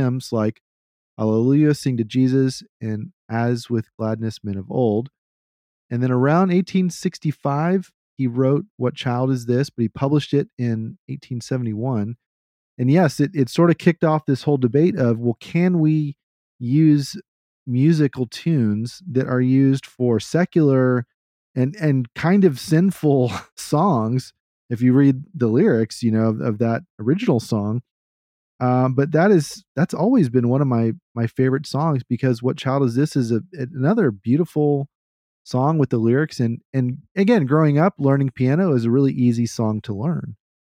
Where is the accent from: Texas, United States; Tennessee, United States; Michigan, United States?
Texas, United States; I grew up here in Central Texas. We barely ever had snow.